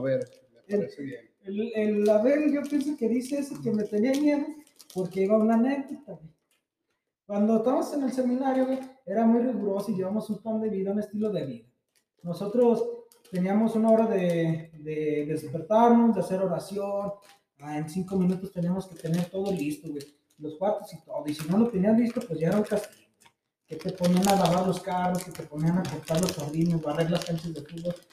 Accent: Encarnación de Díaz, Jalisco, Mexico; also born or lived in San Luis Potosí; Y ya cuando llegué, iban conmigo otros 13 de la Chona.

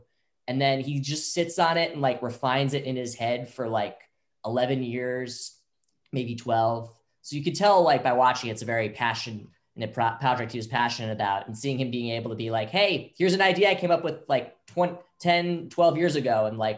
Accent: New York, United States; now in Los Angeles, United States; So I'm from New York

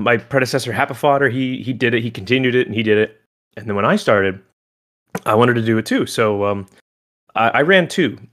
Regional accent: Oregon, United States; moved away; also born or lived in Los Angeles, California; I'm originally from Oregon

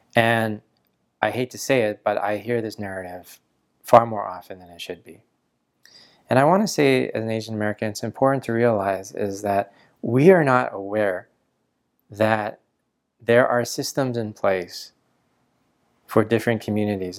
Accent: Canada; I was born in Canada

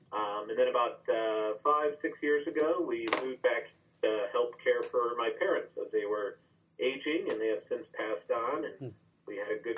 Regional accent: Summit County, Ohio, United States; moved away as an adult; also born or lived in New York City / Chicago; I grew up here in Summit County, Ohio. Actually, we live in the house that I grew up at. Graduated from Cuyahoga Falls High School in 83, and then pretty much kind of left the area and took some time and worked in New York City, a little bit in Central America

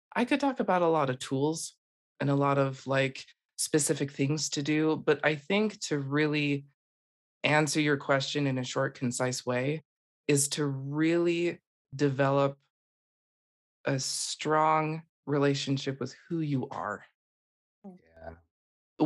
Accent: Utah, United States; I am originally from Utah and um, I was born and raised

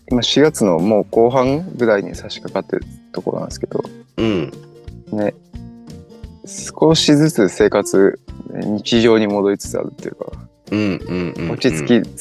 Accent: Okinawa, Japan; moved away as an adult; 地元が沖縄っていうことで。で土地勘もあって

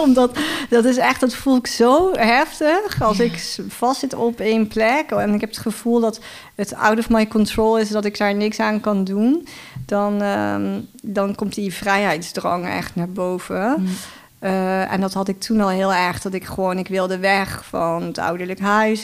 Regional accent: Heerlen, Limburg, Netherlands; moved away as an adult; also born or lived in Utrecht; ik kom uit Limburg eigenlijk.

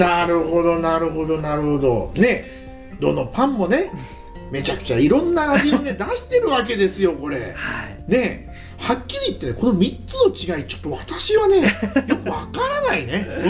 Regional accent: Tokyo, Japan; now in Hokkaido, Japan; 私東京出身なんですよね

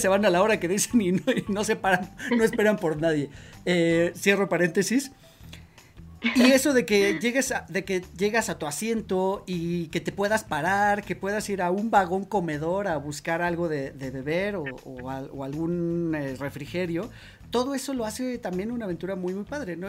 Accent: Mexico; nosotros como mexicanos

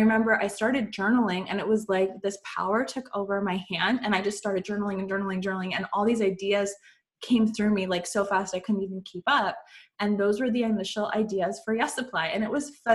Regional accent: Canada; I'm from Canada

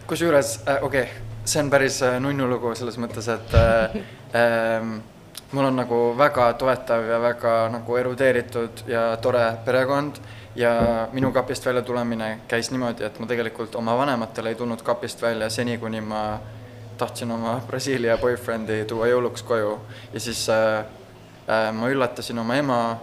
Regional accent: Estonia; moved away as an adult; also born or lived in Netherlands / Los Angeles, United States; now in San Francisco, United States; olen äh, Eestis sündinud ja kasvanud

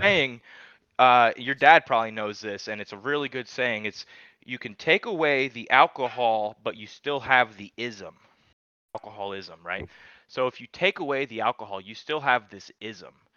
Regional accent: Charlotte, North Carolina, United States; also born or lived in New York; now in Asheville, United States; I, am actually from New York originally, man. I was born in New York, and then I moved to Charlotte when I was eight

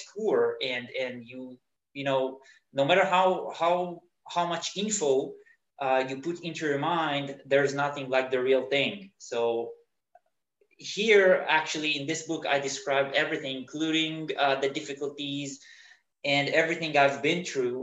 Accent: Israel; moved away as an adult; now in Berlin, Germany; I immigrated from Israel

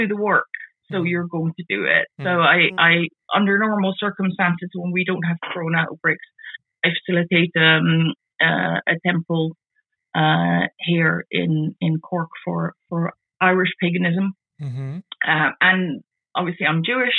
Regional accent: Amsterdam, North Holland, Netherlands; accent: weird accent; moved away as an adult; now in Ireland; Actually, I'm half Dutch, half English. I've got a bit of a weird background, which is why I have a weird accent. So I was born in Amsterdam

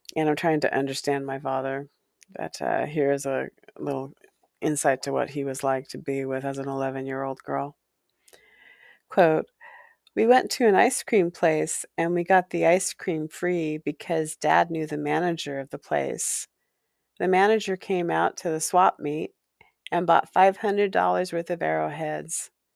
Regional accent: Walla Walla, Washington, United States; also born or lived in California; a haunted house in Walla Walla where I spent some years as a child, uh, growing into preteen

